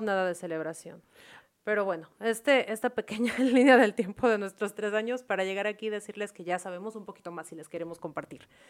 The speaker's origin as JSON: {"language": "Spanish", "country": "Mexico", "moved": "as an adult", "lives_now": "Vietnam", "said": "los que somos de México"}